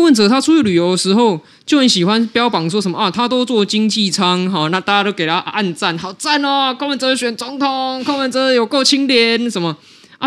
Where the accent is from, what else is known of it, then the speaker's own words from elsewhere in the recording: Taiwan; 有我们台湾人的自主跟能动性在里面，因为我们是民主国家